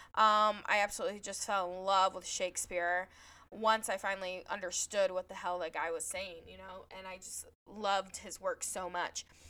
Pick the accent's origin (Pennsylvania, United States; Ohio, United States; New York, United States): Ohio, United States; on the Indiana state line; moved away; I'm actually originally from Ohio, but I grew up on the Indiana state line